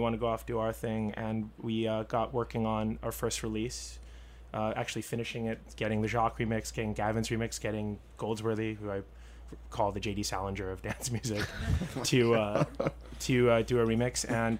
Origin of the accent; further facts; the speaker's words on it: Boston, Massachusetts, United States; also born or lived in Los Angeles; I was born in Boston, March 5th, 1980.